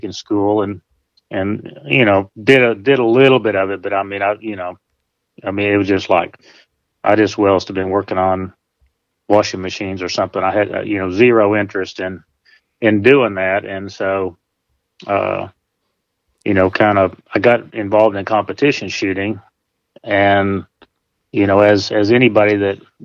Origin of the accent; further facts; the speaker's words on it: Berryville, Arkansas, United States; moved away as an adult; also born or lived in Eureka Springs, Arkansas / Northeast Texas; now in Texas, United States; I was born in Eureka Springs and spent most of my life in Berryville